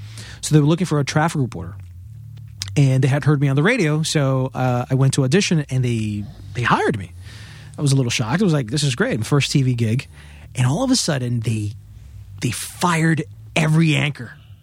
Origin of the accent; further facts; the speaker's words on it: Queens, New York, United States; born there; I was born in Queens, New York.